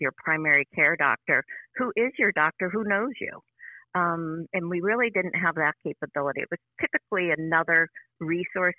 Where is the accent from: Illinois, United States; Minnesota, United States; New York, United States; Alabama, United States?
New York, United States; Buffalo; moved away as an adult; also born or lived in Pittsburgh, Pennsylvania; now in Renfrew, United States; I'm originally from Western New York. I'm from the Buffalo area